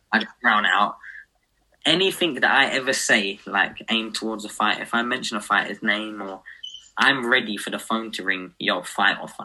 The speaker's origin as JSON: {"language": "English", "country": "United Kingdom"}